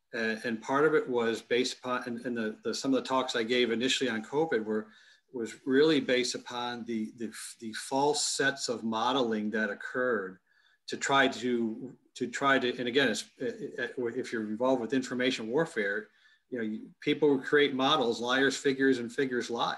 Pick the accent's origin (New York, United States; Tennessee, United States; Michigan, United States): Michigan, United States; Plymouth; my hometown of Plymouth, Michigan